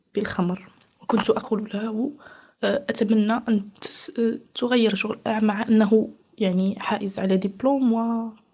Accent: Morocco; moved away as an adult; also born or lived in Switzerland; أنا مغربية متزوجة بمغربي

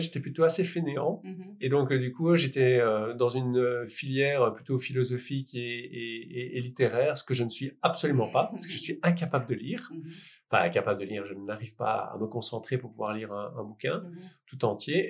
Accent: Liège, Wallonia, Belgium

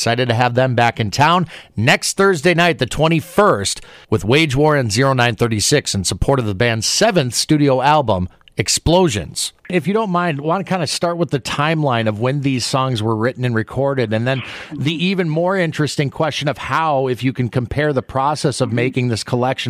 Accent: Minnesota, United States; moved away; I was born and raised in what they call Canada South, Minnesota.

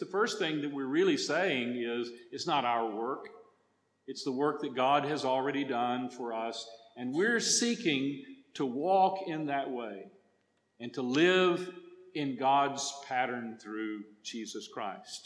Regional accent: Texas, United States; accent: Texas; English for me as a Texan is a second language

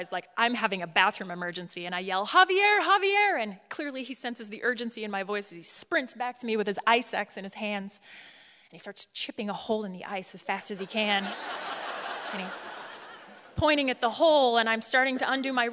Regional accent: Colorado, United States; I'm from Colorado

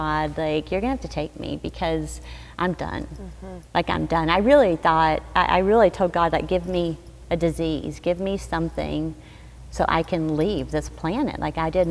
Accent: Arkansas, United States; I grew up in Arkansas

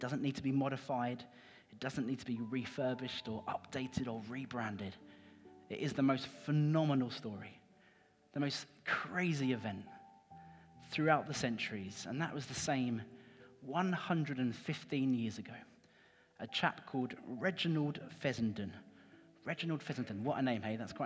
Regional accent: Cambridge, East of England, United Kingdom; moved away as an adult; now in Norwich, United Kingdom; I grew up in Cambridge. So this is like my home city

